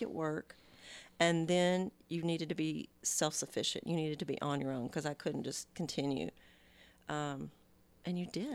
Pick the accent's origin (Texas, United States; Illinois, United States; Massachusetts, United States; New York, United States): Texas, United States; moved away as an adult; now in California, United States; I was born and raised in Texas